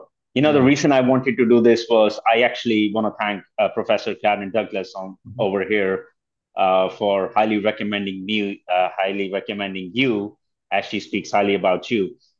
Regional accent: India; I come from India where the population is 1.4 mm-hmm. plus billion, you know.

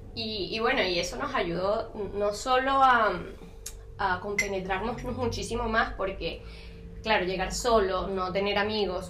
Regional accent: Caracas, Capital District, Venezuela; moved away as an adult; now in Montevideo, Uruguay; soy de Caracas

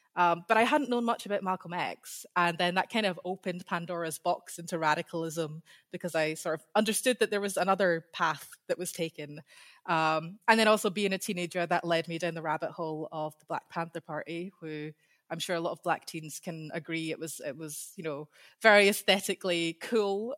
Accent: Scotland, United Kingdom; accent: Scottish; I have a Scottish accent. So I grew up in Scotland.

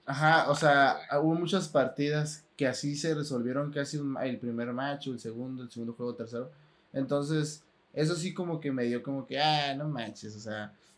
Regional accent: Tijuana, Baja California, Mexico; cuando salgo de aquí de Tijuana, lo único que quiero también es regresar a Tijuana, porque pues es mi ciudad natal

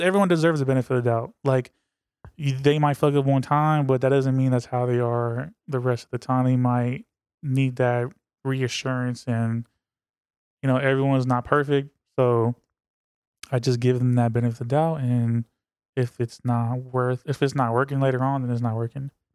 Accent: Berkeley, California, United States; I was born in Berkeley

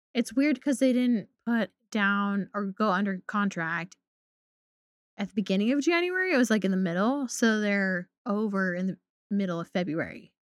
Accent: Pacific Northwest, Oregon, United States; I grew up in the Pacific Northwest

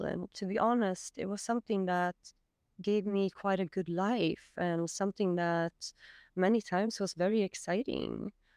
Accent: Sweden; I'm from Sweden

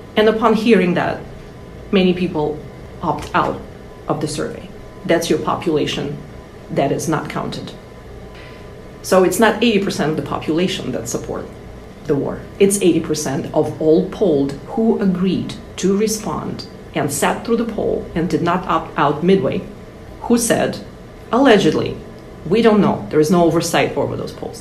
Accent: Russia; now in United States; I'm from russia

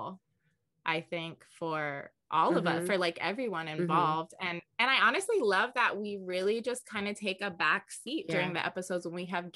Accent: Los Angeles, California, United States; also born or lived in Ethiopia; I also was born in LA and I've most of my life lived

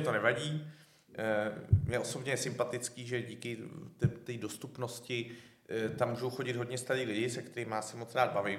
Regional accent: České Budějovice, South Bohemian Region, Czechia; Já ten rok na to jsem šel z Český Budějovic do Říma

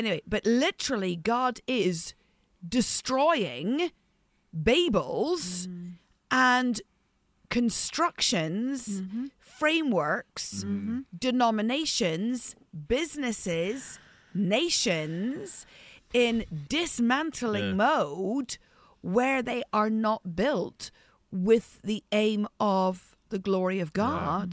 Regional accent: Ireland; I'm Irish

